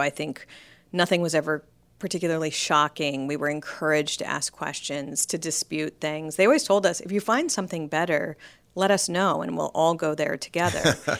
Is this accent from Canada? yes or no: no; Colorado, United States; also born or lived in Wyoming / California; I was born in Colorado, but my dad was actually a pastor in Wyoming at the time I was born.